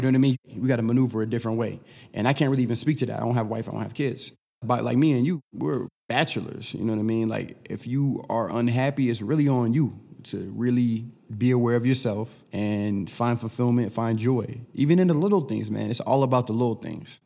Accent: Sacramento, California, United States; moved away as an adult; also born or lived in Aurora, Colorado / Philadelphia; I didn't grow up in the inner city, I grew up in Sacramento

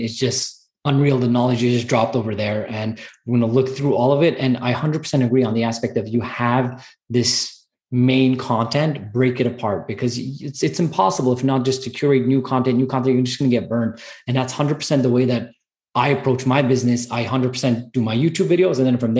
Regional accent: Montreal, Quebec, Canada; I'm a Canadian as well from Montreal

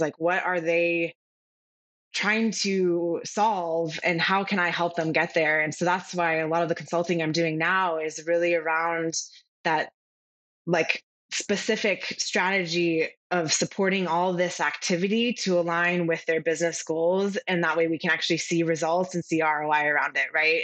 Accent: California, United States; now in Charleston, United States; I'm originally from California, and what brought me to where I'm currently now in Charleston, South Carolina

